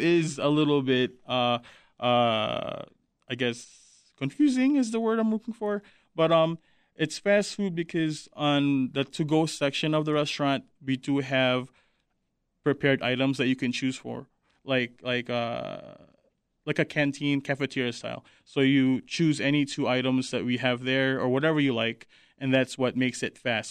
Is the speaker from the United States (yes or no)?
no; Manila, Metro Manila, Philippines; moved away; I grew up in Manila